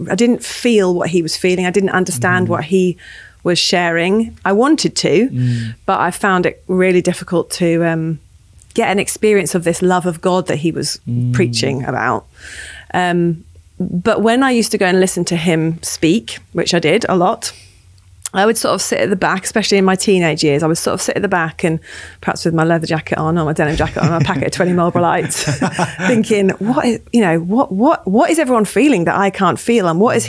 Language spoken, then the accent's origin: English; Cambridge, East of England, United Kingdom; I grew up in Cambridge